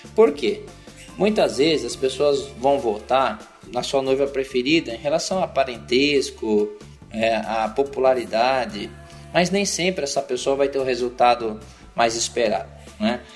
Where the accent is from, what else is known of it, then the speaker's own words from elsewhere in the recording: interior of São Paulo, Brazil; Sou do interior de São Paulo